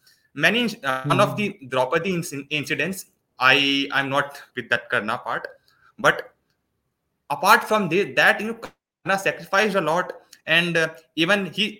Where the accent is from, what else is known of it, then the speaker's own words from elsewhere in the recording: Delhi, India; I am from Delhi, sir.